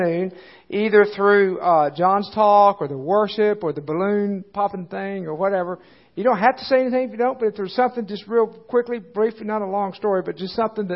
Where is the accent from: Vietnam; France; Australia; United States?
United States; Dallas, Texas; moved away; I grew up in Dallas, Texas, and home of the Dallas Cowboys